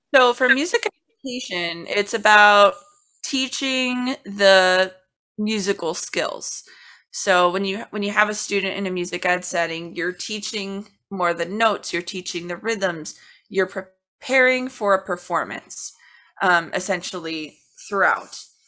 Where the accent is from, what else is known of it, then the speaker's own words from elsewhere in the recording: Cincinnati, Ohio, United States; when I was very, very young, like maybe two or three, I was getting services from the Cincinnati Association for the Blind and Visually Impaired